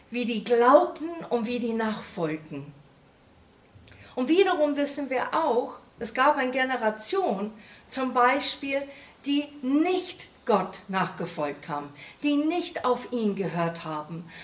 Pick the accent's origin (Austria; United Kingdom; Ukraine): United Kingdom; England; German is a second language; now in Germany; das versetzt mich sofort in meine Kindheit zurück in England, wie die da stand, wie eine rote Box